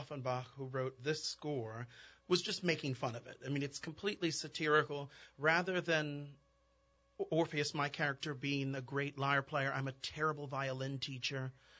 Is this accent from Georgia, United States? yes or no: no; New Orleans, Louisiana, United States; I am singing Orpheus. I'm a tenor, and I'm from New Orleans.